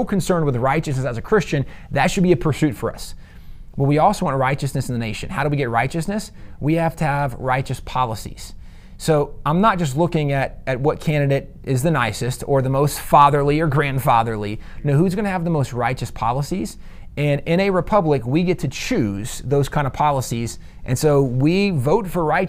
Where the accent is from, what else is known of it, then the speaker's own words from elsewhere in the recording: the South, United States; One of the things we learned growing up in the South, yes, sir. Yes, ma'am